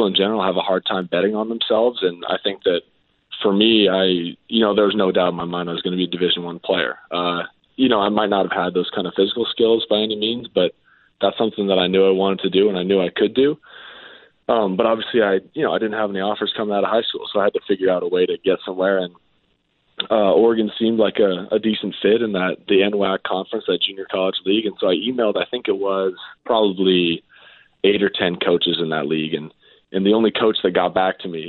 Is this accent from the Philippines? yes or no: no; Canada; growing up in Canada